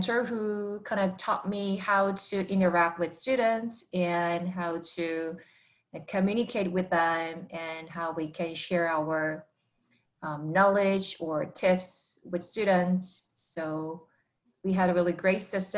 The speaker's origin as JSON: {"language": "English", "country": "South Korea", "first_language": "Korean", "second_language": "English", "moved": "as an adult", "said": "I'm from Korea, and I've been here for 6 years, and I'm also ESL learner myself"}